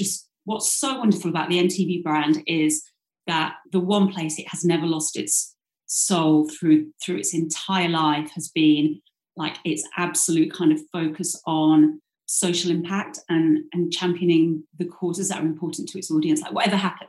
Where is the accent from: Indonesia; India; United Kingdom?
United Kingdom; Yorkshire and the Humber; I grew up in South Yorkshire, went to the local comprehensive